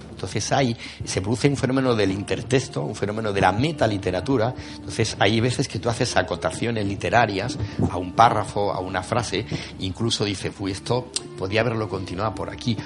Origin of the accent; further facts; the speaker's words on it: Granada, Andalusia, Spain; como buen granadino, que a todos nos persigue el fantasma de Lorca